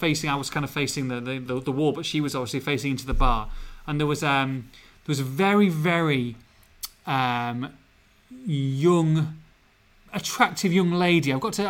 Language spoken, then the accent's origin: English; Edinburgh, Scotland, United Kingdom; We did a video, even though I was from Edinburgh.